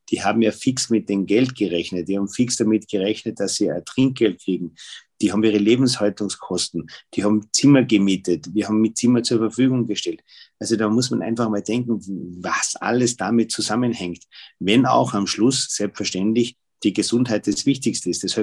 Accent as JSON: {"language": "German", "region": "Tyrol", "country": "Austria", "said": "Gerade bei uns in Tirol, ich meine, das war ja die gesamte Wintersaison."}